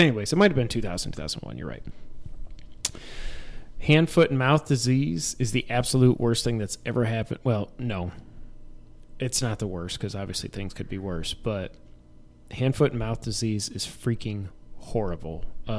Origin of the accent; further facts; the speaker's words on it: New York, United States; moved away; we're also originally from New York.